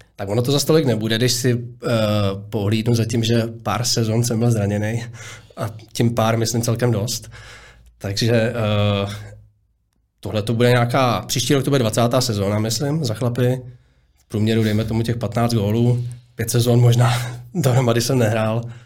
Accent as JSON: {"language": "Czech", "region": "Prague", "country": "Czechia", "tie": "born or raised there", "said": "narodil jsem se na Zličíně"}